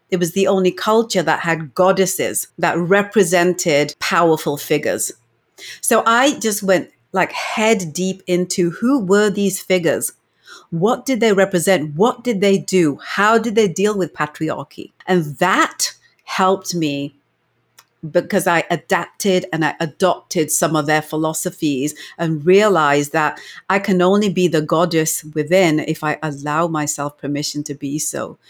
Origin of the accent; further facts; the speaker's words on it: England, United Kingdom; moved away as an adult; now in Canada; I was born and brought up in England